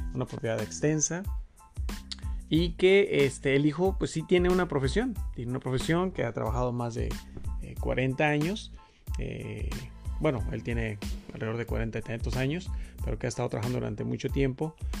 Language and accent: Spanish; Mexico; nosotros como mexicanos